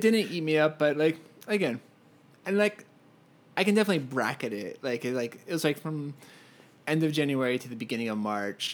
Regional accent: Pennsylvania, United States; moved away as an adult; also born or lived in Philadelphia / Connecticut; now in Los Angeles, United States; I am from Pennsylvania and I went to school in Philadelphia

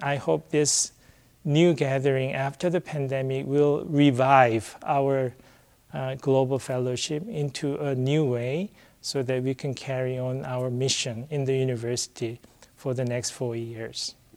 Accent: South Korea; I'm from South Korea

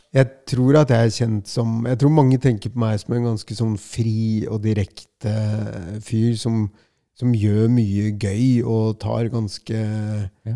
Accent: Norway; jeg er fra Norge, jeg er 51 år gammel

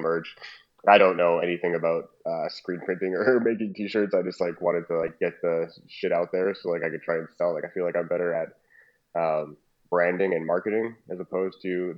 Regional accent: Trinidad & Tobago; now in Calgary, Canada; we're both Trinidadian.

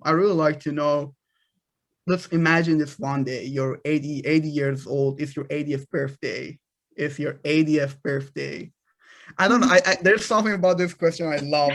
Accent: Iran; moved away; I'm a product of a third world country. I'm, I'm from Iran

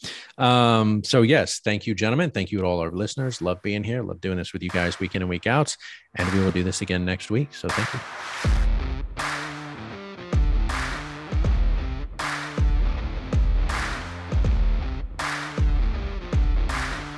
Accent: United States; Being here in the States, being an American

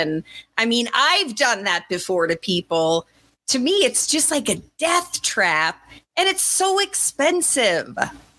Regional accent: Colorado, United States; I grew up in Colorado, but skiing, we were poor

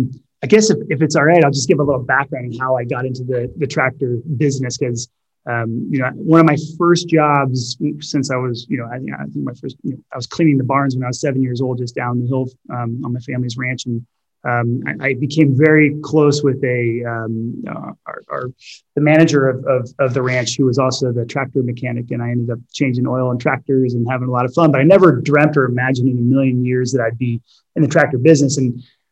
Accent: Napa, California, United States; growing up in Napa

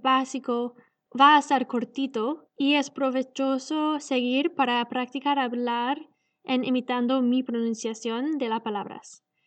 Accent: Canada; Spanish is a second language; Vengo de Canadá y yo aprendí a hablar español del Internet rapidísima

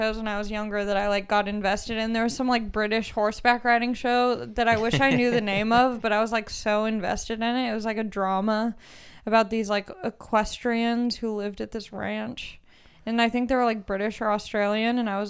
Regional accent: California, United States; I grew up near the Wiener Dog race in Orange County.

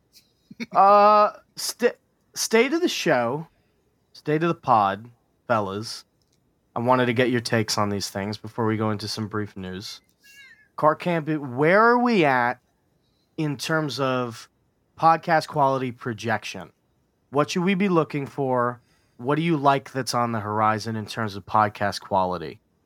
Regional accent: New York, United States; as a New Yorker

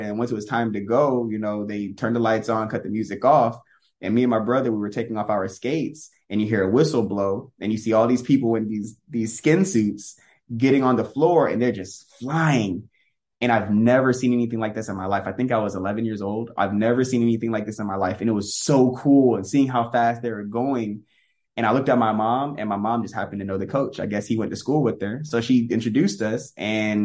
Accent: Tampa, Florida, United States; I was born and raised in Tampa, Florida.

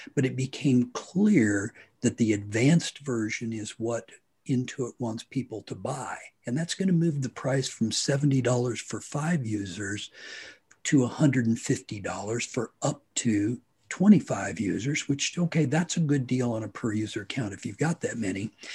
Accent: Hutchinson, Kansas, United States; I am from Hutchinson, Kansas

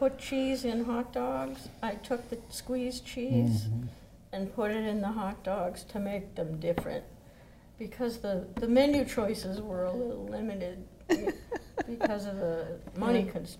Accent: Easton, United States; Growing up in Easton, playing cat and mouse.

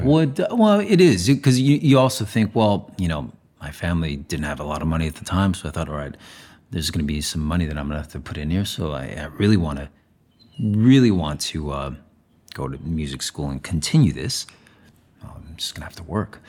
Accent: Zaragoza, Aragon, Spain; moved away; I was born in Saragossa, Spain

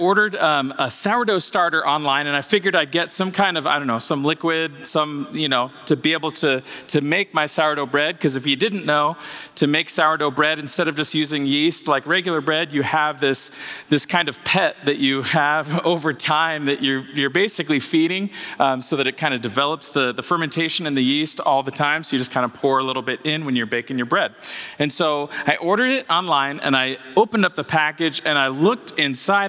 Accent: Bay Area, California, United States; I'm from the Bay Area.

